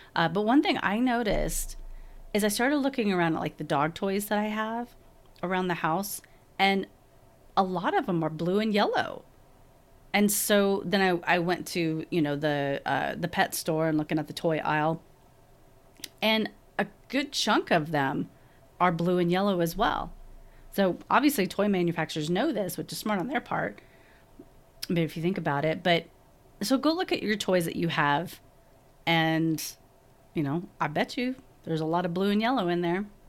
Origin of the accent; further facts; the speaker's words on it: Texas, United States; moved away as an adult; now in Salt Lake City, United States; I'm originally from Texas